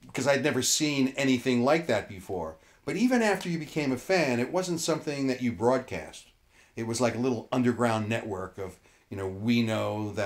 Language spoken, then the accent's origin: English; Hudson County, New Jersey, United States; I grew up in Hudson County in North Jersey